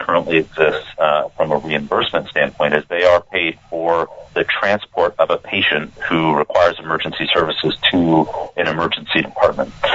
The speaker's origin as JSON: {"language": "English", "town": "Austin", "region": "Texas", "country": "United States", "tie": "born or raised there", "said": "my hometown here in Austin, Texas"}